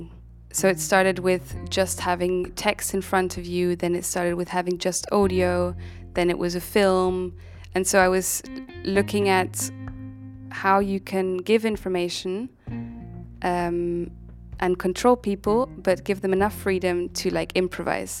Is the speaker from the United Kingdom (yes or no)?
no; Germany; moved away; I'm from Germany